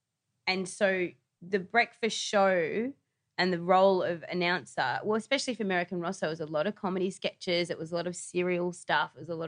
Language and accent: English; New South Wales, Australia; I remember, like, growing up on the Northern Beaches, I used to listen to, like, it was Wendy Harmer and Peter Moon on Today FM.